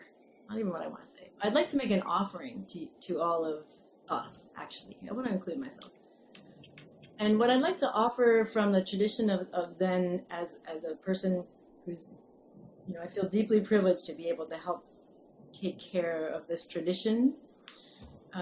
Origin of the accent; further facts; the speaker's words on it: the Northeast, New England, United States; now in California, United States; I am American, I grew up in the Northeast